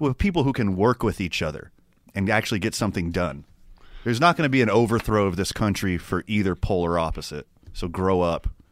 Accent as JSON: {"language": "English", "town": "Houston", "region": "Texas", "country": "United States", "also_born_or_lived": "Carlsbad, New Mexico", "moved": "yes", "said": "I'm from the South. I'm from Houston, Texas"}